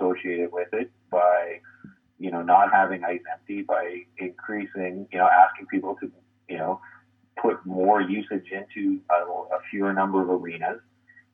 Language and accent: English; St. Catharines, Ontario, Canada; moved away; I come from St. Catharines